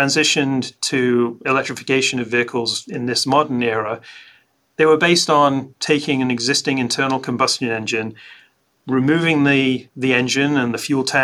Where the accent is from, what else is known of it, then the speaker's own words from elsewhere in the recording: Scotland, United Kingdom; I grew up in Scotland